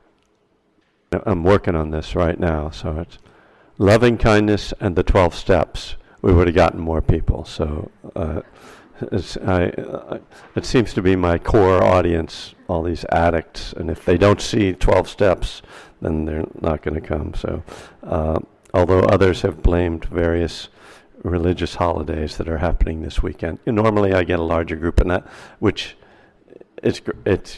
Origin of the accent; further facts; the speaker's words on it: East Coast, United States; now in Berkeley, United States; I'm from the East Coast, even though I live in Berkeley, California